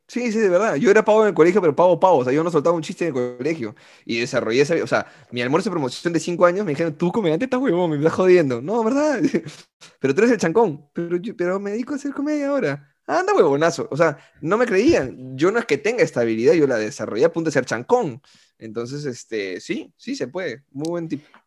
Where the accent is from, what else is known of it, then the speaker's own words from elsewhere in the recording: Peru; como peruano